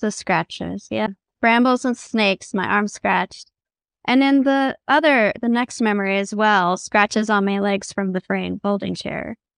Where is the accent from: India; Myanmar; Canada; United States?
United States; the South; I grew up in the South